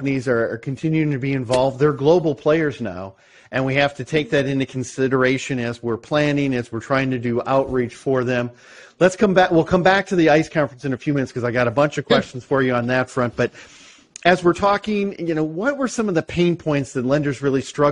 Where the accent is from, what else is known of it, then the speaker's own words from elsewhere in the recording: Michigan, United States; We're both from Michigan